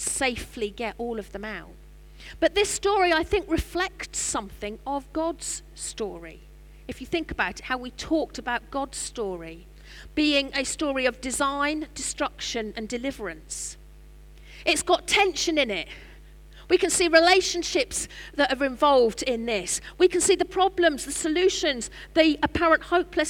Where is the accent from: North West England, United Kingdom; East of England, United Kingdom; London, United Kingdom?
East of England, United Kingdom; Norwich; I'm from Norwich.